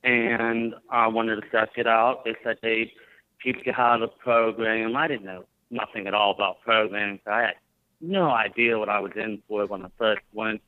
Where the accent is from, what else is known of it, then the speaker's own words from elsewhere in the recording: Greene County, Pennsylvania, United States; I grew up in Green County, Pennsylvania.